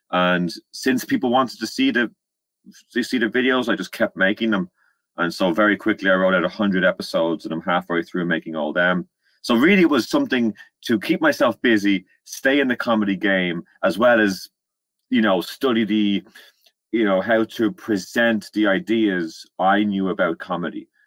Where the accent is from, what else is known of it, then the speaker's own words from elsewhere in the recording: Ireland; accent: Irish; moved away as an adult; now in London, United Kingdom; Uh, now I'm from Ireland, as you can probably tell by my accent, and I moved over to London in 2015.